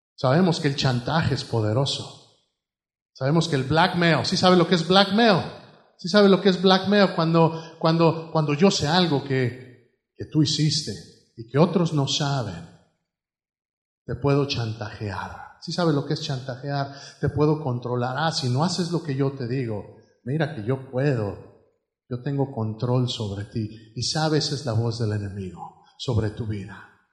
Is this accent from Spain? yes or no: no; Mexico; now in United States; Allá en México, pues todo era en el fregadero